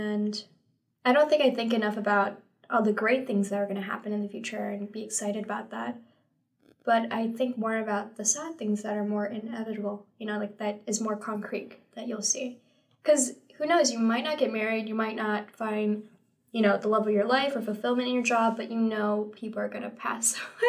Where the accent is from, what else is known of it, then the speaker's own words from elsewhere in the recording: San Francisco, California, United States; I grew up in San Francisco all my life. I love big city life.